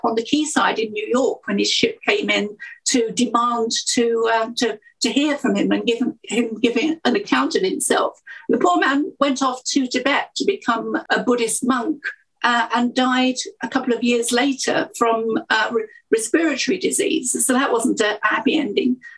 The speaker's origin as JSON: {"language": "English", "area": "Essex", "region": "East of England", "country": "United Kingdom", "tie": "born or raised there", "said": "I was born in Essex, about 5-10 miles outside of London"}